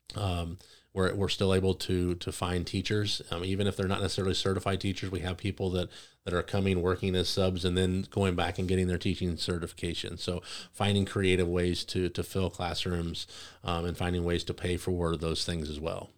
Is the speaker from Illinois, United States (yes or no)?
yes; Greene County, Illinois, United States; also born or lived in Calhoun County; I wasn't necessarily born in Greene County, I was born in Calhoun, but we moved to Greene County at a very young age